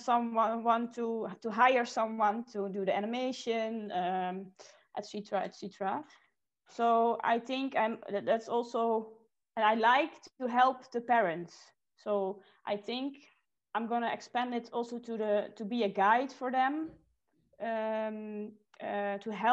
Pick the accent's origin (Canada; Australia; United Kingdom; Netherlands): Netherlands; moved away as an adult; now in Switzerland; I'm from the Netherlands.